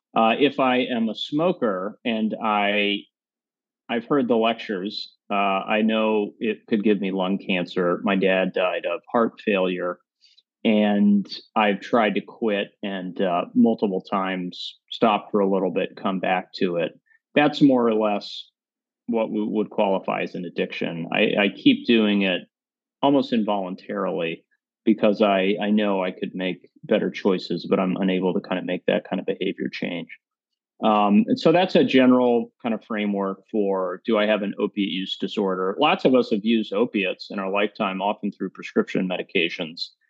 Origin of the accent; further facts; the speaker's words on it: Tennessee, United States; moved away as an adult; now in New York City, United States; I grew up in Tennessee